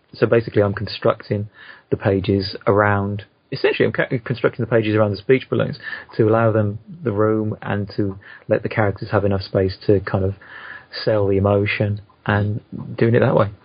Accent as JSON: {"language": "English", "country": "United Kingdom", "said": "I'm a Brit"}